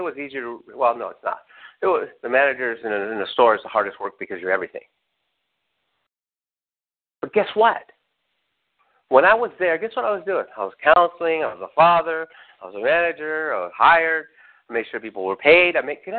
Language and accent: English; Redlands, California, United States; I had to get up at 5 to leave around 5 to get to where I was at 7, because I was from Redlands and had to work on Crenshaw and Imperial.